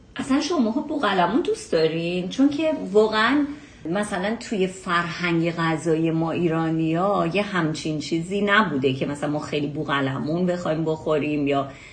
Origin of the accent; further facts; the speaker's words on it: Iran; به عنوان یه ایرانی